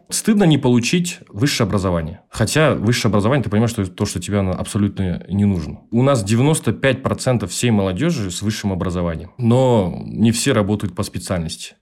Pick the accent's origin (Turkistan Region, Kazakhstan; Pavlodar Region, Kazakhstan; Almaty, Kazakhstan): Almaty, Kazakhstan; Я живу в Казахстане с рождения. Я родился в городе Алматы. Там и живу 24 года.